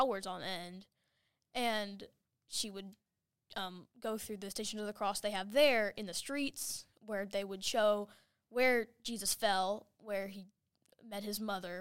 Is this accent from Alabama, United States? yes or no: yes; Madison, Alabama, United States; also born or lived in Texas; I've been living in Madison for about 12 years now. We moved from Texas when I was very young